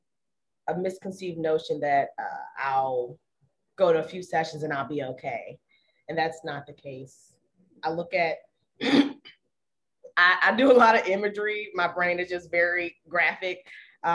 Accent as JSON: {"language": "English", "region": "Maryland", "country": "United States", "said": "we're still from Maryland"}